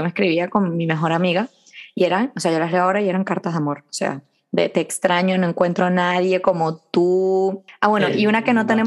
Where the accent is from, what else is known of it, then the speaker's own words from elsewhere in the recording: Venezuela; moved away; Yo cuando me vine de Venezuela, que tenía todas mis amigas, estaba muy triste porque me había venido tal